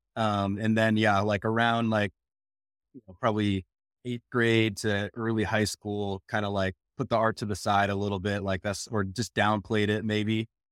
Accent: Minneapolis, Minnesota, United States; moved away as an adult; also born or lived in Rhode Island / Wisconsin; now in Portland, United States; I, I grew up in, in Minneapolis

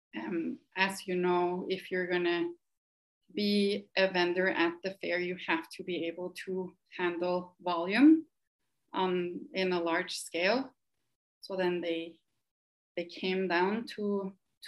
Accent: Norway; moved away as an adult; now in United States; I am originally from Norway, and I came to the US 6 years ago

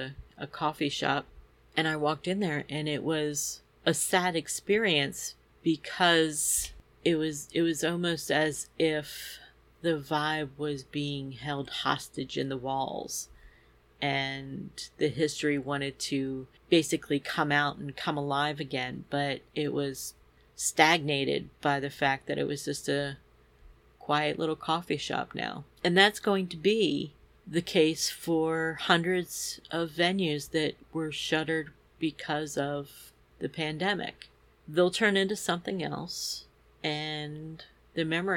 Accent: near Bryn Mawr, Philadelphia area, Pennsylvania, United States; here in Bryn Mawr, pretty close to my hometown

